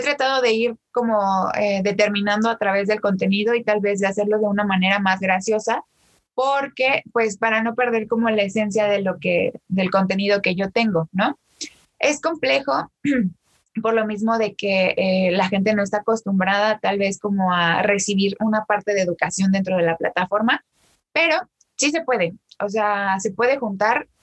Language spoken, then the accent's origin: Spanish; State of Mexico, Mexico; soy originaria de México, del Estado de México